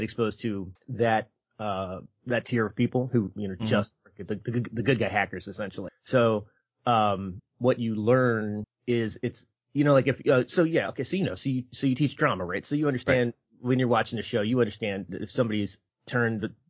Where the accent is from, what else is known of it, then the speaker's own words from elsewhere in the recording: Philadelphia, Pennsylvania, United States; moved away; I grew up in Philadelphia